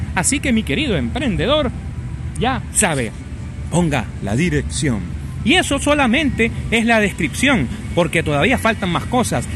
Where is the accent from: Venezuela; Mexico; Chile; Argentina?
Venezuela; La mayoría de sus seguidores somos venezolanos